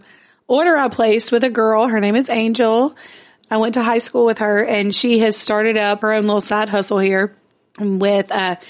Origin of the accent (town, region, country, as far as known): Logansport, Louisiana, United States; born or raised there; moved away as an adult; now in Shreveport, United States